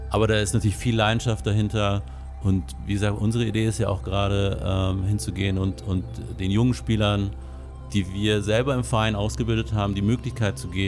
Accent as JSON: {"language": "German", "town": "Bad Godesberg", "region": "North Rhine-Westphalia", "country": "Germany", "tie": "born or raised there", "said": "Genau, ich bin hier in Godesberg geboren, aufgewachsen, hier zur Schule gegangen."}